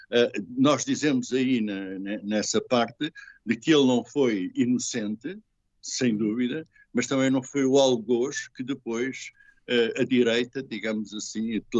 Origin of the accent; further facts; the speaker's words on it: France; Uh, antigamente dizia-se engajado, e eu sou francês, agora diz-se comprometido, exatamente.